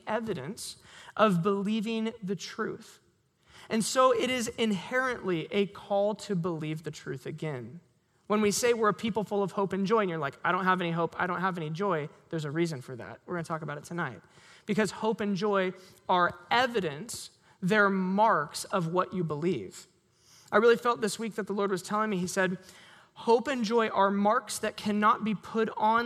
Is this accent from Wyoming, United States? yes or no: no; Sherwood, Oregon, United States; I grew up in Sherwood